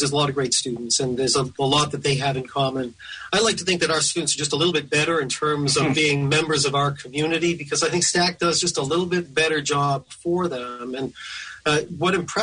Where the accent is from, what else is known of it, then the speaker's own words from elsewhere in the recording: outside of Boston, Massachusetts, United States; moved away; also born or lived in Tennessee; growing up outside of Boston